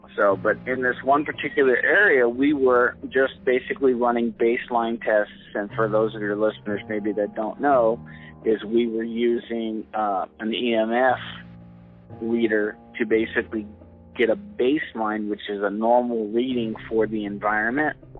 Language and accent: English; Southern California, United States; I grew up in Southern California